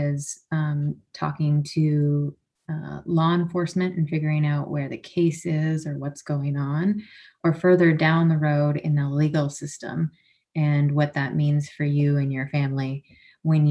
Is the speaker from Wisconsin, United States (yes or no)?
no; Anchorage, Alaska, United States; I was born and raised in Alaska, though, and in Anchorage area.